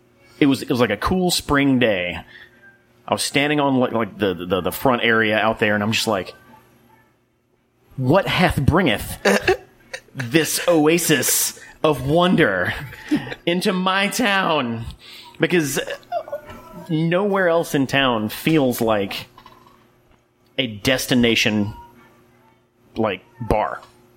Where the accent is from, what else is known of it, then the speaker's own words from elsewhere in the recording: Jackson, Mississippi, United States; also born or lived in Hattiesburg, Mississippi; I had moved back from Hattiesburg. I grew up in Jackson, lived in Hattiesburg for like 6 years.